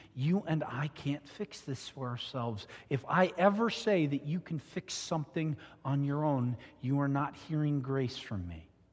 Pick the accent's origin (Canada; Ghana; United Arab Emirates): Canada; southern Ontario; moved away; I grew up in Ontario, Canada